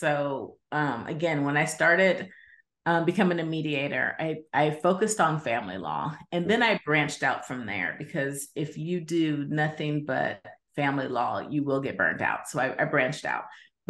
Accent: Midwest, United States; also born or lived in Mississippi / California; now in Arizona, United States; I'm originally from the Midwest, but I've spent some time in Mississippi, and I consider myself from California, even though now I live in the great state of Arizona.

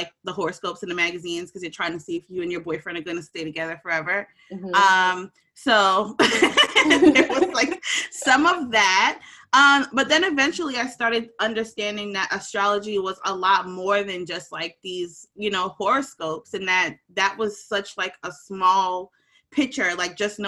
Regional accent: Jamaica; I'm Jamaican and you know, we have like the horns going too

